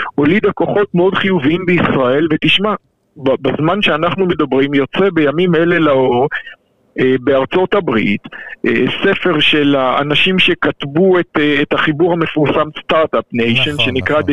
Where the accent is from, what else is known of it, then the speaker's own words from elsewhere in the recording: Israel; אני גדלתי במדינת ישראל